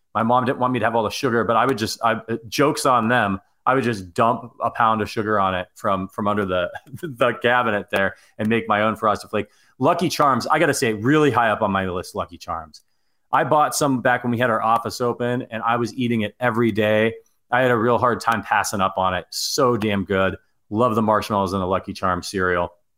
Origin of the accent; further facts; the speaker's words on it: Ohio, United States; I'm from Ohio